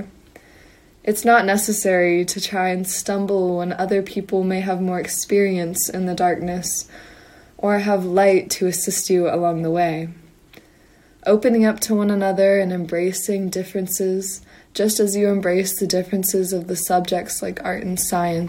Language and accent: English; Louisville, Kentucky, United States; also born or lived in Huntington, West Virginia; I'm originally from Louisville, Kentucky, and born in Huntington, West Virginia.